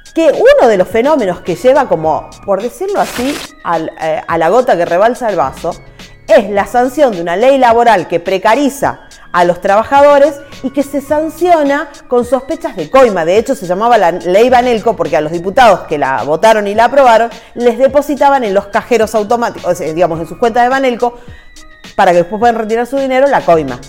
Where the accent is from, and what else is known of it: Salta, Argentina